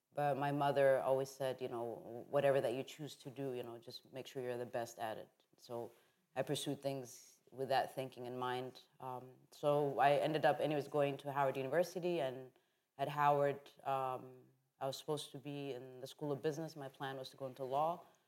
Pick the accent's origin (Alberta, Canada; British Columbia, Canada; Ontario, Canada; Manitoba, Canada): Alberta, Canada; Calgary; also born or lived in Addis Ababa, Ethiopia; So I was born in Addis Ababa, Ethiopia. I left at the age of 5. And really the beginning of my journey within photography started in Canada. I went to a really great high school in Calgary where we had an amazing art department.